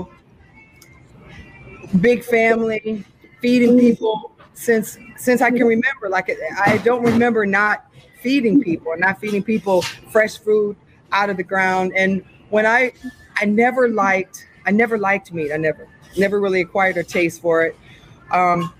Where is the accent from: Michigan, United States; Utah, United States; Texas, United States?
Michigan, United States; Milan; also born or lived in New York; I was born in New York, and then we moved to Michigan. I was 5 years old. So I was raised right outside of Ann Arbor.